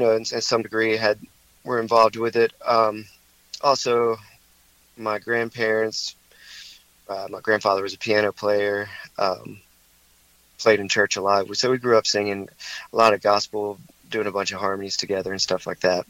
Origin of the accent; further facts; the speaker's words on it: High Point, North Carolina, United States; also born or lived in Greensboro; I grew up in High Point, so um, you know, I I lived. I've lived all over the place, but for most of my life, I've lived in High Point and Greensboro